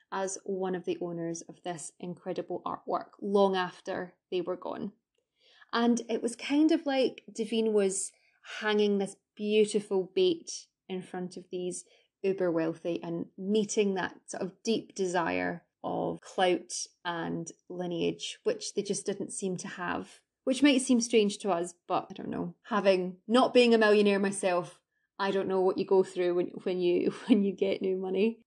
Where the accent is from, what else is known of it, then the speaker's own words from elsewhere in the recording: Scotland, United Kingdom; I'm Scottish